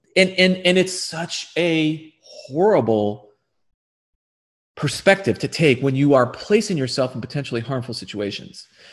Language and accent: English; United States; as an American